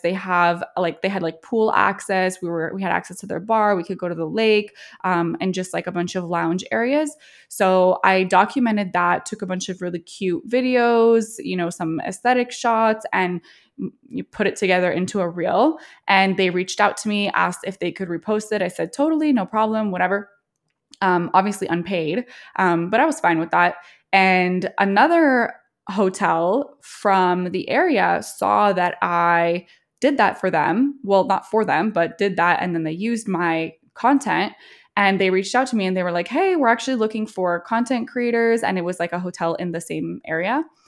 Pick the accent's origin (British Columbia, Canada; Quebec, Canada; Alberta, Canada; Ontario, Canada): Quebec, Canada; Montreal; also born or lived in Toronto, Canada; now in Trenton, Canada; We grew up in Montreal, um, and also spend some time in Toronto.